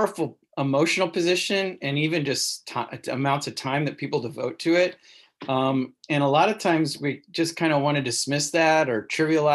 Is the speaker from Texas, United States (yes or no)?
no; Cape Girardeau, Missouri, United States; I grew up in Southern Missouri